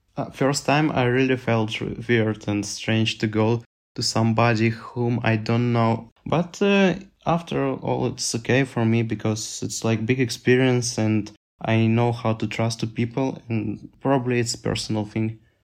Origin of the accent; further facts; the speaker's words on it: Minsk, Belarus; English is a second language; I was staying in Minsk, capital of Belarus